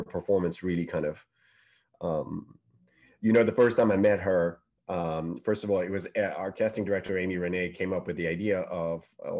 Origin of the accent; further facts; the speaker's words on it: Paris, Île-de-France, France; English is a second language; moved away as an adult; now in United Kingdom; English is not my first language. You know, I'm born and bred in Paris.